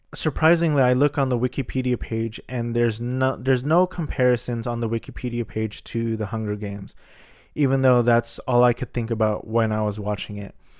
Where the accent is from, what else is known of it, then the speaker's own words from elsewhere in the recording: Philippines; I'm Filipino.